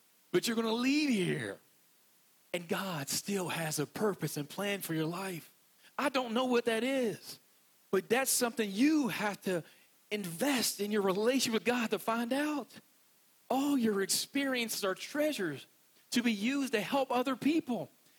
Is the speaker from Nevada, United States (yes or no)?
no; West Virginia, United States; accent: West Virginia; I'm from West Virginia, and when I talk normally, I sound like this. And I'm not joking because this is my normal accent.